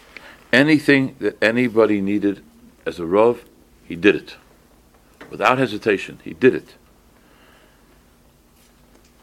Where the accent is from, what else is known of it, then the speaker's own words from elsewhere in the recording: Boston, Massachusetts, United States; also born or lived in East Coast; I didn't grow up in the Midwest. I was born on the East Coast. But by the time I was 11, I was out of town. Even though Boston's on the East Coast, it was out of town